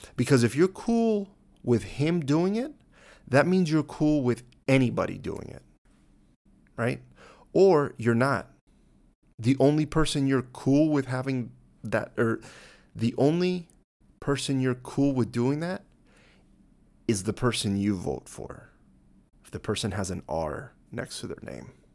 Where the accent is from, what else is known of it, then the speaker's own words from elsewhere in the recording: United States; As an American